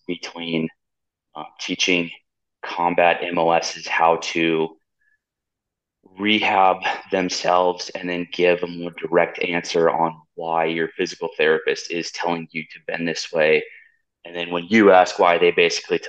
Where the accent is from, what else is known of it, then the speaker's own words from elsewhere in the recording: California, United States; moved away as an adult; also born or lived in Virginia / North Dakota; born and raised in California, enlisted when I was 19